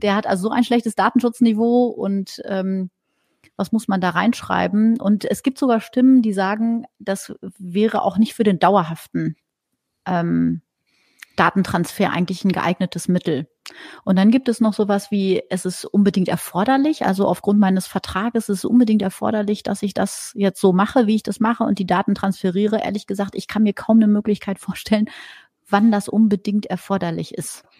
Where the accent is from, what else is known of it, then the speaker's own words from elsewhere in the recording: Germany; bei uns in Deutschland